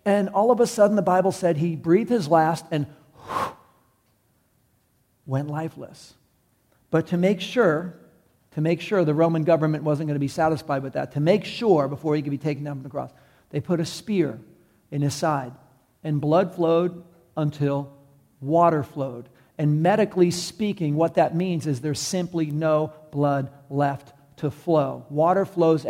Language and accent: English; New York City, New York, United States; I'm from New York City.